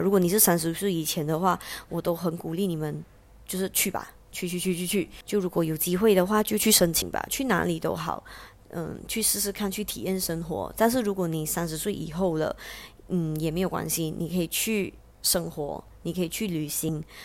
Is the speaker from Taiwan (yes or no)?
no; Malaysia; 我是马来西亚人